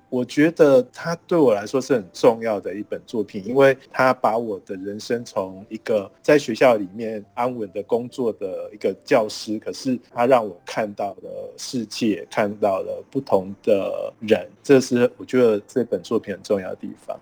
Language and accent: Chinese; Tainan, Taiwan; 我也是台南人